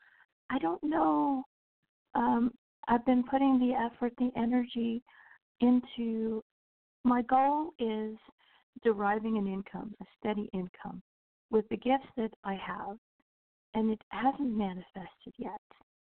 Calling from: Central Florida, United States; I'm calling from Central Florida.

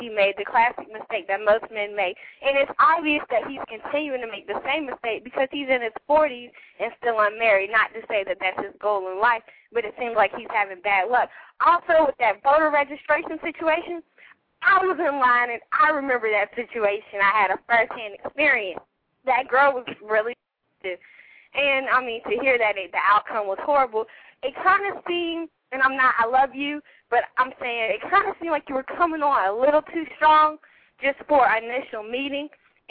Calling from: Greensboro, North Carolina, United States; I'm calling from Greensboro, North Carolina.

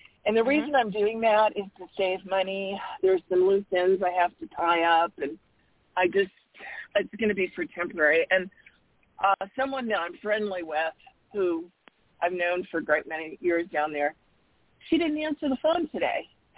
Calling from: Arizona, United States; from Arizona.

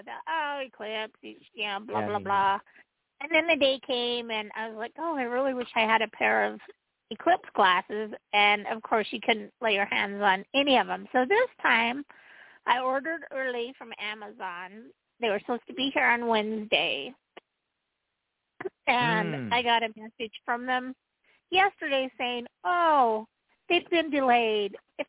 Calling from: Utah, United States; This is … from Utah.

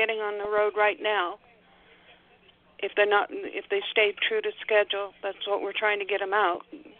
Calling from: Salem, Oregon, United States; I'm actually calling from Salem, Oregon. It's not that far away, but sometimes it feels like it is.

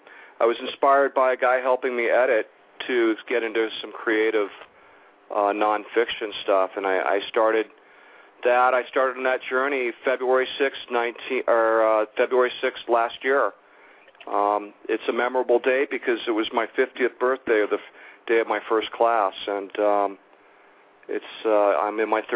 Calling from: Calabasas, California, United States; I'm in Calabasas, local.

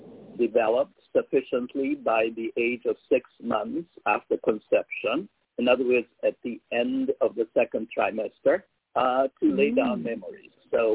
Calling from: Canada; I am in Canada. I'm in Canada.

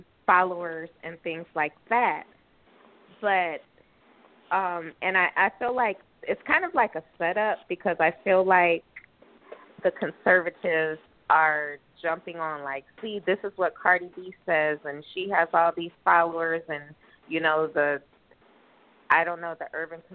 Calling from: Southwest Florida, United States; I'm calling from Florida, Southwest Florida.

